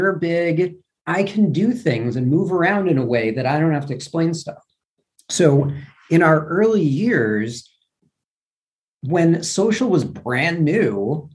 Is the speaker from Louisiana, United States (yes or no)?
no; New York, United States; moved away; also born or lived in Louisville, Kentucky; I'm from New York originally